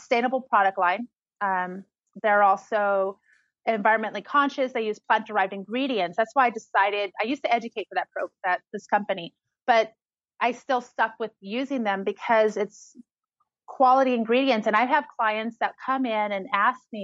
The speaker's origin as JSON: {"language": "English", "town": "Oasis", "region": "California", "country": "United States", "tie": "born or raised there", "also_born_or_lived": "El Monte, Los Angeles / Orange County", "moved": "as an adult", "lives_now": "Joshua Tree, United States", "said": "Originally, I'm from El Monte in Los Angeles, but I was raised in the low desert, like in this little farming community called Oasis in the Coachella Valley."}